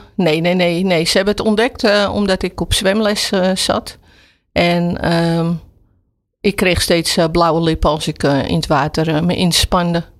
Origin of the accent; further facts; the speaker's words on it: Amsterdam, North Holland, Netherlands; Ik ben opgegroeid in Slotenvaart, Amsterdam Slotenvaart